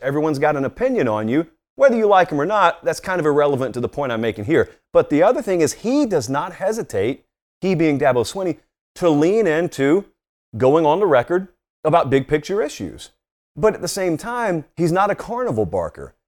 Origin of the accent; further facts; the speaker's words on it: Georgia, United States; It's my home state